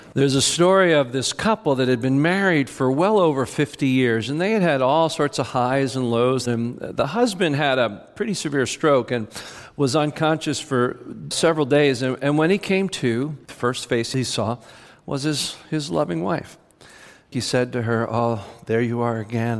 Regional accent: United States; we're Americans

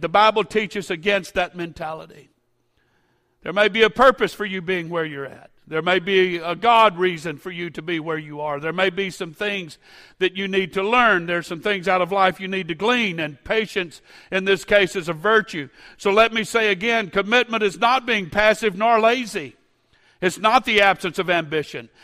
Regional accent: Baton Rouge, Louisiana, United States; I grew up in the First Pentecostal Church of Baton Rouge

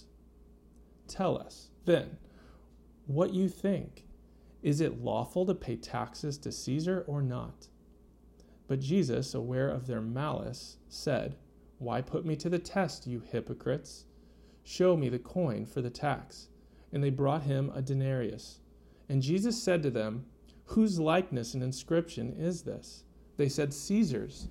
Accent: United States; moved away; I grew up in America

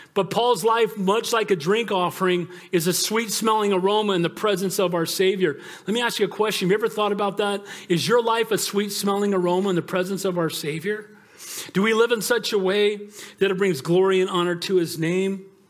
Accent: United States; far before I'm an American, I'm a Christian

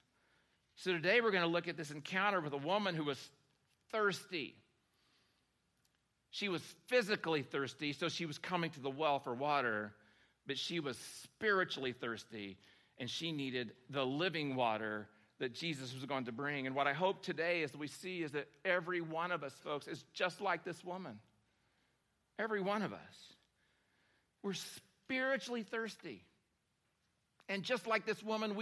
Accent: Oklahoma, United States; moved away; my hometown in Oklahoma

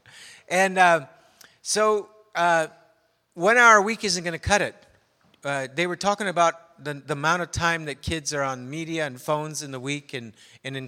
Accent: Canada; I'm a Canadian

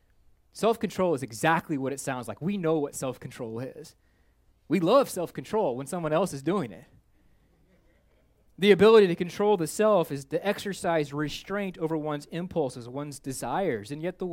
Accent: Minnesota, United States; not because I'm a snowbird from Minnesota.

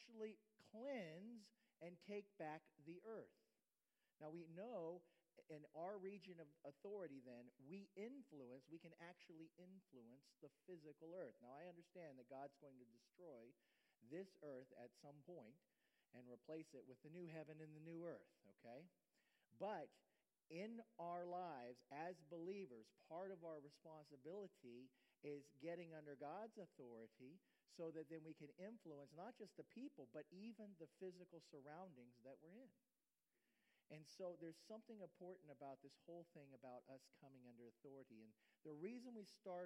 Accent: Ohio, United States; moved away as an adult; now in Florida, United States; I'm an Ohio boy

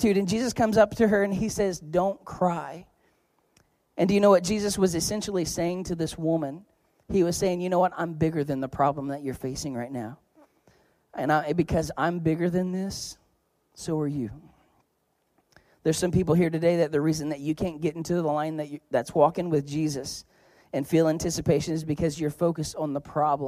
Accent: Oklahoma, United States; I'm from Oklahoma

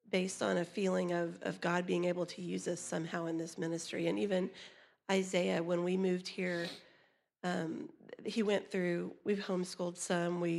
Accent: Oklahoma, United States; when we came here from Oklahoma, it's you know I realize we're not coming to Africa or India or some place overseas, but what all of our family is back home, as we say, whatever in Oklahoma

